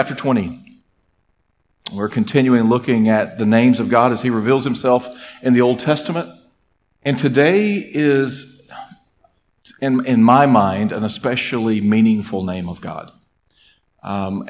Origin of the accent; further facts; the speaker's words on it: Mississippi, United States; I grew up in Mississippi